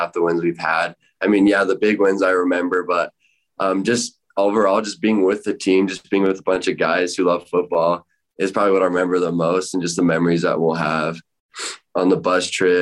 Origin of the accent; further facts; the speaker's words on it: Rock Springs, Wyoming, United States; my hometown Rock Springs